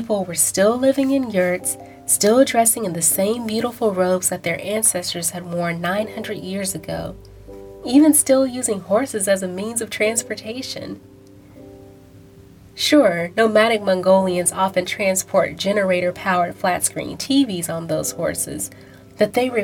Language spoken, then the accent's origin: English; Houston, Texas, United States; I grew up in Houston, Texas